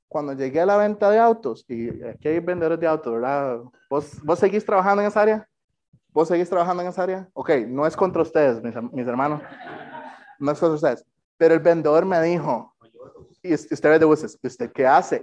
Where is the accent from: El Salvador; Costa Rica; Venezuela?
Costa Rica; soy de Costa Rica